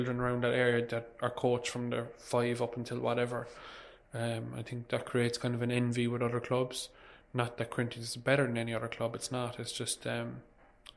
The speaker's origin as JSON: {"language": "English", "town": "Cork", "region": "Munster", "country": "Ireland", "tie": "born or raised there", "said": "I grew up in Douglas"}